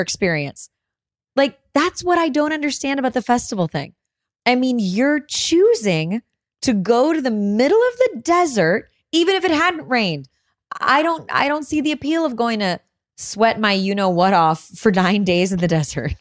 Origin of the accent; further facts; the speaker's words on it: Illinois, United States; Illinois, my home state